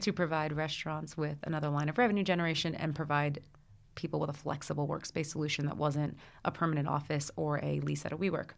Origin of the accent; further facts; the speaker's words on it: Brooklyn, New Jersey, United States; I grew up in the Brooklyn, New Jersey area. So I was born in Brooklyn. I went to school in New Jersey.